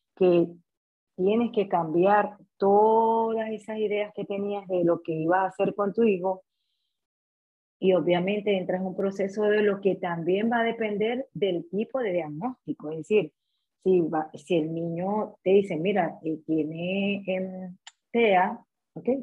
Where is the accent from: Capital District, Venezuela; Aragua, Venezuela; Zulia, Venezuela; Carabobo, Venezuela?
Zulia, Venezuela; Maracaibo; moved away as an adult; soy venezolana. Eh, emigré hace casi tres años. Eh, tuve la oportunidad de graduarme en Venezuela, en Maracaibo, soy maracucha